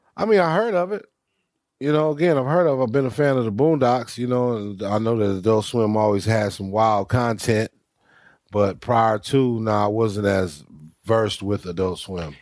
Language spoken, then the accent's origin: English; Los Angeles, California, United States; also born or lived in Dumas, Arkansas; my mother remarried, got us here to Los Angeles. I was 10 years old. So I grew up here in California